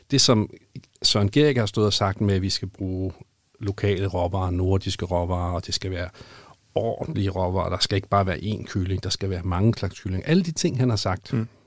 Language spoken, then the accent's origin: Danish; Denmark; Har vi som danskere